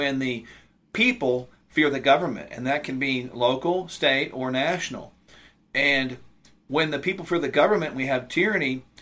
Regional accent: United States; all of us as American people that have any sense of pride in our country

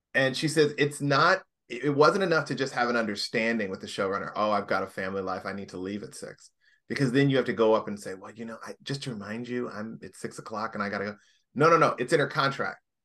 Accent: Indianapolis, Indiana, United States; moved away as an adult; also born or lived in Washington, D.C.; now in Los Angeles, United States; I come from Indianapolis, Indiana

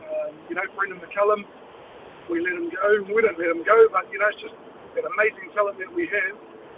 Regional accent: New Zealand; as a New Zealand sports, you know, lover

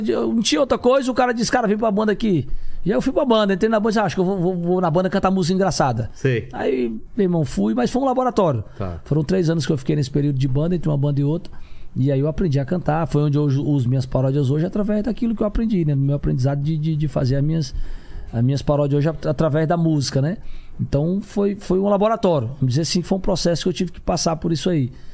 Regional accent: Fortaleza, Ceará, Brazil; Eu, eu nasci em Fortaleza, Ceará

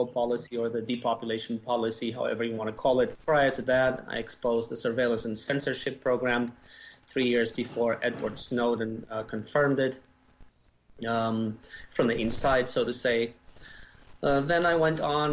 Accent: Romania; also born or lived in Germany / Canada / United States; now in Europe; I was born and raised in Romania. We immigrated as a family to Germany in 1981, and to Canada in 1985.

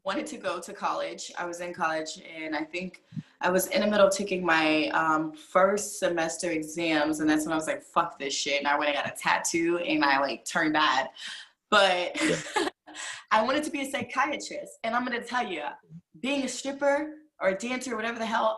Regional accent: Virginia, United States; moved away; I'm originally from Virginia

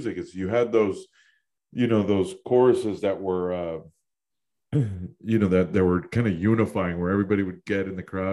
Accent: New York, United States; I growing up in New York, I grew up listening to nothing but hip hop

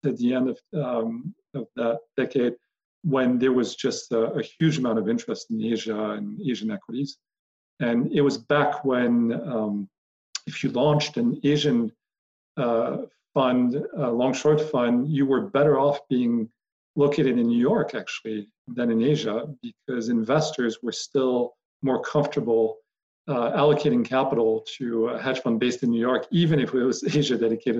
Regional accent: Paris, Île-de-France, France; moved away as an adult; now in United States; grew up in Paris, French and American, and moved to the States initially to play golf

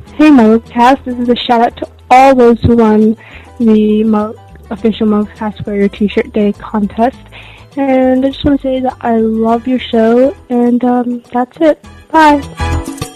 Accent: United States; now in Czech Republic; I'm an American in the Czech Republic

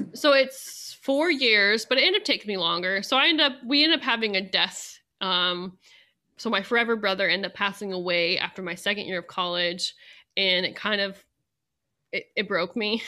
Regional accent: Central Valley of California, United States; moved away as an adult; also born or lived in Idaho / Saint Kitts; now in Manhattan, Kansas, United States; where I'm from and in, uh, in the Central Valley of California, we're thirty miles from the Sierra Nevada Mountains

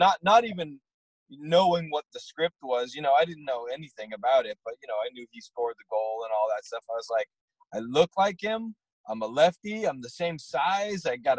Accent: Danvers, Massachusetts, United States; now in Los Angeles, United States; my parents still live in Danvers, the house I grew up

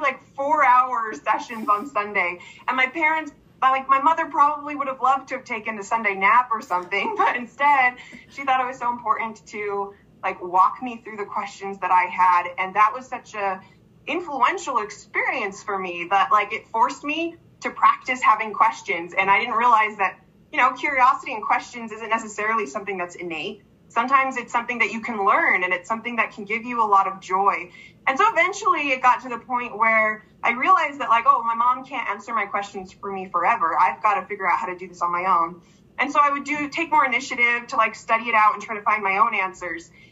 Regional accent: East Coast, United States; I grew up on the East Coast.

